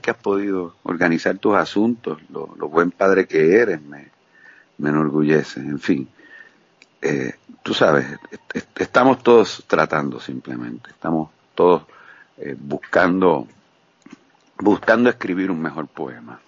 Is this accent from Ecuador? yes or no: no; Puerto Rico; moved away as an adult; also born or lived in Guayama, Puerto Rico; now in Cuba